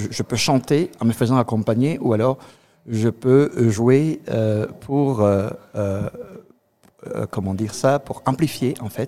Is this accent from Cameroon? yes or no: yes; Cameroon; also born or lived in Côte d'Ivoire; now in Alsace, France; alors, je suis originaire du Cameroun, je viens de la Côte d'Ivoire, et là, je vis en Alsace.